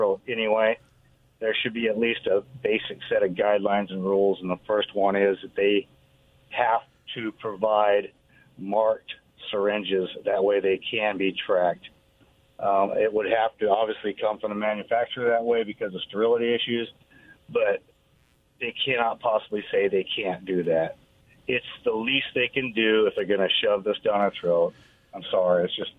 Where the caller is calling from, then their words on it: Kennewick, Washington, United States; This is … from Kennewick.